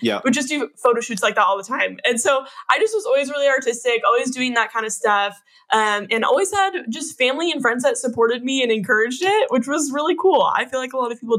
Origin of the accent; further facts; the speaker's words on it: Northern Sacramento area, Northern California, United States; I was born and raised in Northern California, up in like the Northern Sacramento area